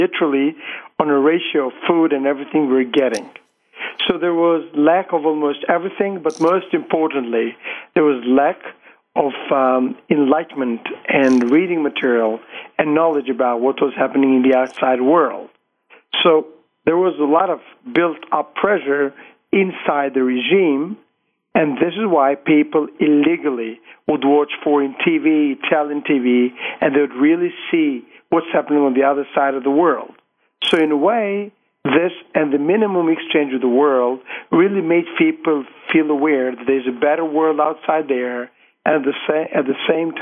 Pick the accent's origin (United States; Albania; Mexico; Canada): Albania; I was born in Albania in 1968. So I was 22 years when Albania opened up.